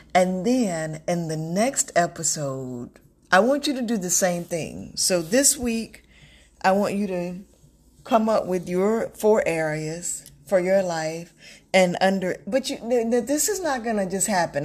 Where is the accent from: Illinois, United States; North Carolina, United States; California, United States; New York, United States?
North Carolina, United States; moved away as an adult; also born or lived in Texas; now in Florida, United States; I'm from North Carolina. Um, I live in Florida now, but I'm from North Carolina by way of Texas.